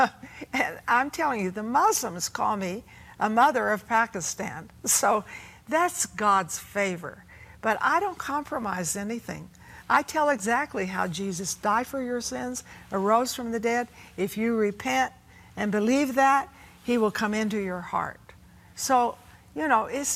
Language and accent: English; United States; I'm an American woman